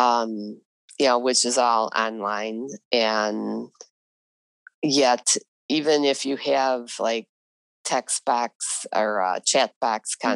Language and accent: English; Chicago, Illinois, United States; I grew up in Chicago